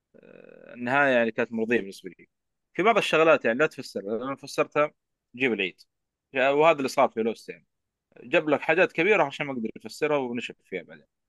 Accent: Jeddah, Makkah Province, Saudi Arabia; عندنا في جده

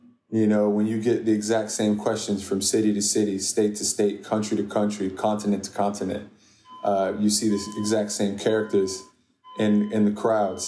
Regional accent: Washington, District of Columbia, United States; I'm from D.C. I'm Sudanese American

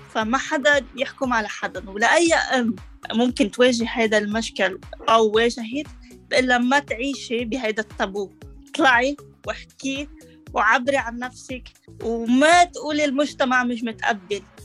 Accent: Lebanon; moved away as an adult; now in Canada; أنا لبنانية

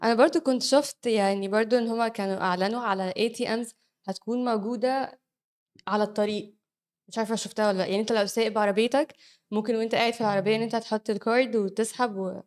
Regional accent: Egypt; احنا عندنا في مصر

